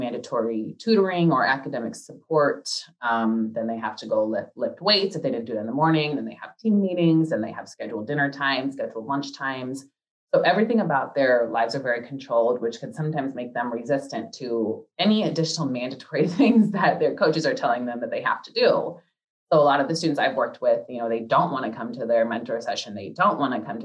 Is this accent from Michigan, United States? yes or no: yes; Michigan, United States; moved away; also born or lived in Florida; I'm originally from Michigan